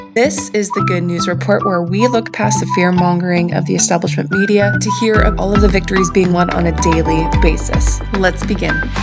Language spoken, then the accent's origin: English; Canada; I grew up in Canada